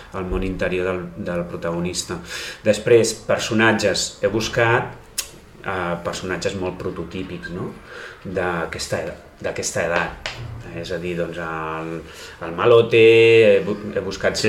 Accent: Blanes, Catalonia, Spain; al meu poble, no? que és a, eh, Blanes a, eh, és el meu poble

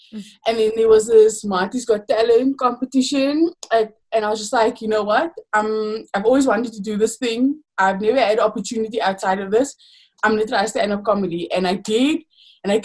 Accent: Paarl, Western Cape, South Africa; growing up in Paul, but it's growing up in anywhere in South Africa

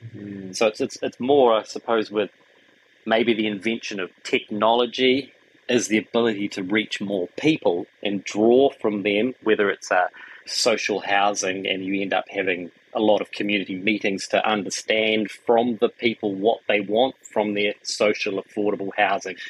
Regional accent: Wellington, New Zealand; moved away as an adult; also born or lived in Auckland; the farmland in Wellington where we grew up

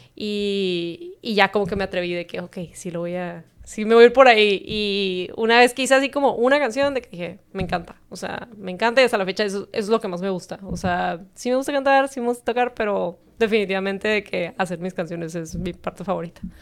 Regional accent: Tijuana, Baja California, Mexico; also born or lived in San Diego, California, United States; crecí toda la vida aquí

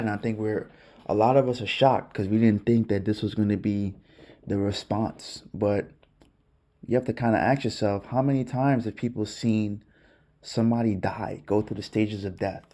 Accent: New York City, New York, United States; growing up in Brooklyn

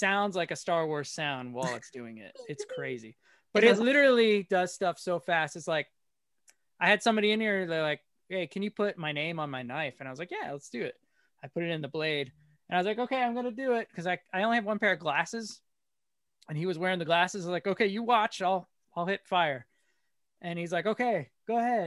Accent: Bethlehem, Pennsylvania, United States; moved away as an adult; now in Arkansas, United States; I'm originally from Pennsylvania.

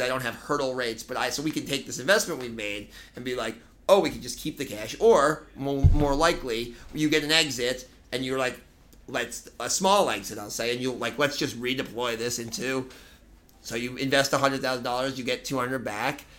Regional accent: Boston, Massachusetts, United States; moved away as an adult; now in New York City, United States; I was born in New York City, actually. My parents moved to Boston when I was young

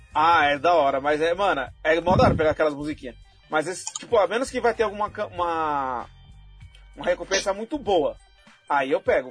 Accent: Brazil; eu sou brasileiro

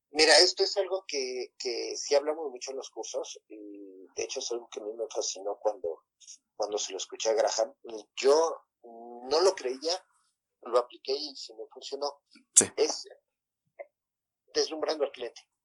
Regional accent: Mexico; desde que nosotros nacimos aquí en México

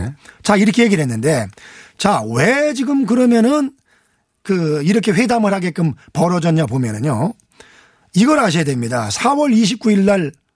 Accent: Anseong, Gyeonggi Province, South Korea; 안성 출신

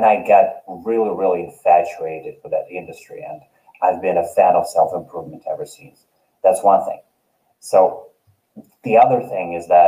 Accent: Kyrgyzstan; English is a second language; Actually half of, I am 1/8 Polish and 1/4, I come from Kyrgyzstan.

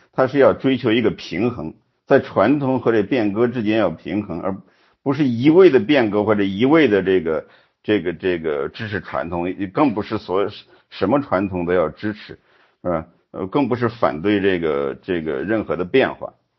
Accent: China; 我们中国人

